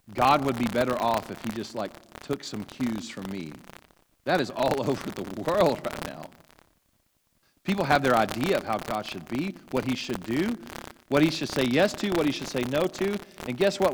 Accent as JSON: {"language": "English", "region": "Louisiana", "country": "United States", "tie": "born or raised there", "said": "I grew up in Louisiana"}